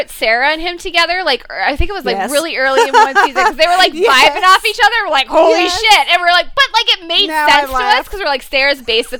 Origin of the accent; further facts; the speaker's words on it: United Kingdom; Because I'm a Brit.